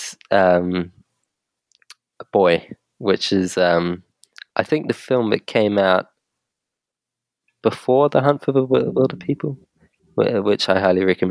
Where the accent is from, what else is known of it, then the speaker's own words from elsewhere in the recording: New Zealand; moved away as an adult; now in London, United Kingdom; we're all from New Zealand. We all met in New Zealand